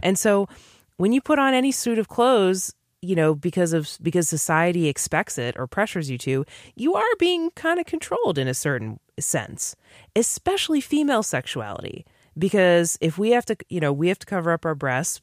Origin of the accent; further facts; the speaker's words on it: New England, Massachusetts, United States; I grew up in New England, which is supposedly the most atheist, liberal Massachusetts, you know, coast, East Coast